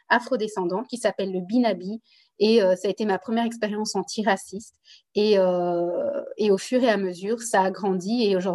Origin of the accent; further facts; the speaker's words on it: DR Congo; accent: Congolese; French is a second language; now in Belgium; Belgique pour essayer de m'intégrer au mieux dans la société belge on m'avait demandé d'arrêter de parler ma langue maternelle, euh, de travailler sur mon accent congolais